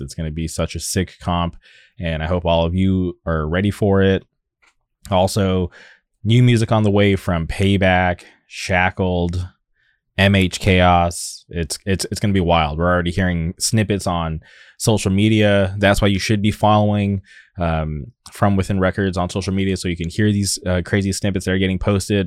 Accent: Southern California, United States; I've lived in Southern California my whole life

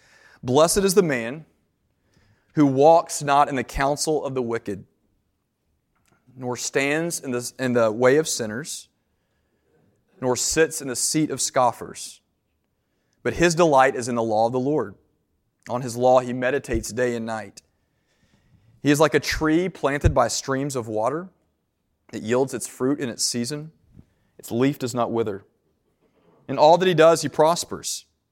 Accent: Nashville, Tennessee, United States; I grew up in Middle Tennessee in Nashville, went to school in East Tennessee.

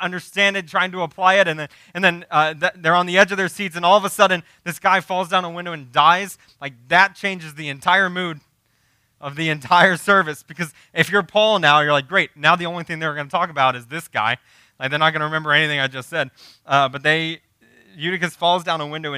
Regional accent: United States; as American Christians

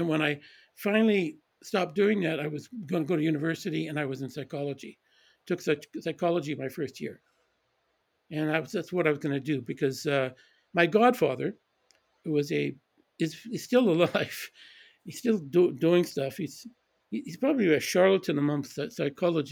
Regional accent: Edmonton, Alberta, Canada; moved away; also born or lived in Calgary / London / Switzerland; I grew up in Edmonton mostly. I was born in Calgary and then returned to Calgary.

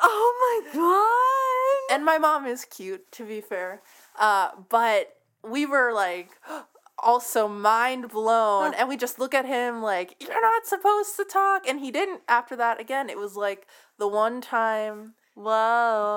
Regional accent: San Francisco, California, United States; I'm from San Francisco

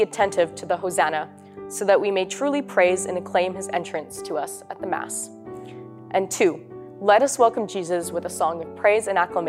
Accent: St. Albert, Alberta, Canada; I'm from St. Albert, Alberta, and I'm a third-year student at St. Therese

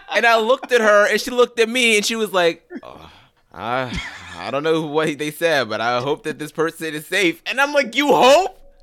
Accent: Pittsburgh, Pennsylvania, United States; I'm from Pittsburgh

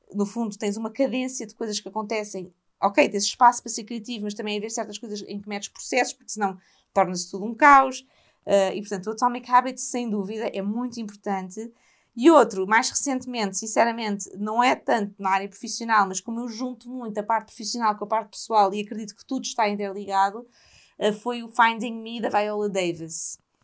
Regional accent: Portugal; pelo meu país

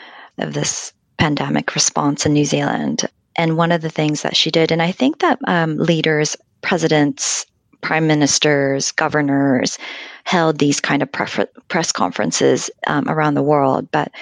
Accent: Japan; English is a second language; And I wonder also, I come from Japan, where things like apps would never, ever be released in a developing form.

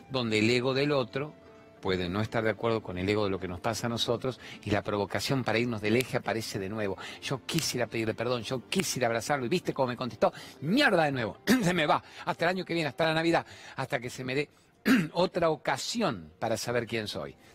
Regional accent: La Plata, Buenos Aires Province, Argentina; soy de La Plata.

